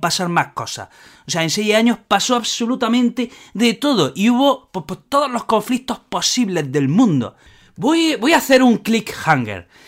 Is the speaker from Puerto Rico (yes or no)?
no; Spain; nuestra historia de España